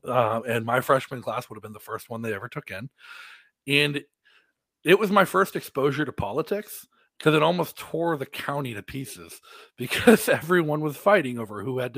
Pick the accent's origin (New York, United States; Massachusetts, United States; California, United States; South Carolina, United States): Massachusetts, United States; North Attleboro; now in New Hampshire, United States; I grew up in North Attleboro, Massachusetts, and I went to a private religious school all the way up to high school, and then I went to public high school.